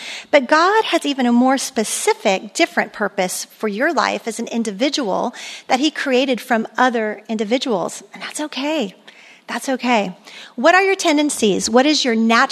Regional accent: Germany; moved away; I grew up in Europe with, and there's no speed limit, you know, Autobahn.

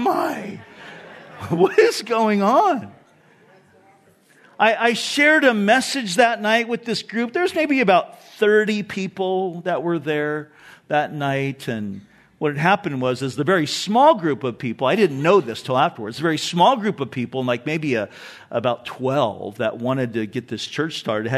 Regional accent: Orange County, California, United States; moved away as an adult; also born or lived in Silverton, Oregon; I grew up in Orange County

